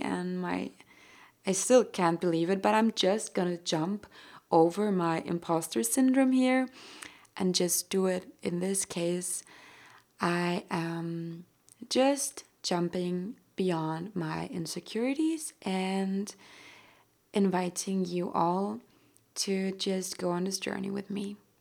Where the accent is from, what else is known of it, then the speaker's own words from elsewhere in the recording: Austria; first language German; English is a second language; I've always identified with being an earthling way more than with being Austrian anyway